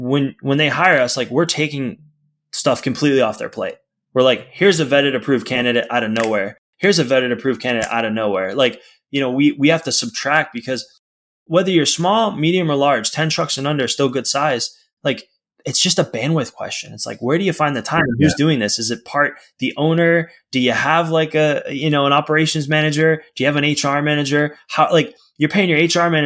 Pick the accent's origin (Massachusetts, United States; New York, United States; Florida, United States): Massachusetts, United States; outside of Boston; now in California, United States; family was outside of Boston.